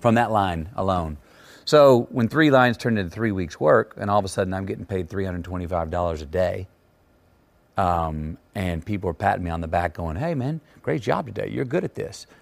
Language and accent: English; Texas, United States; the Texas I grew up in was not insular at all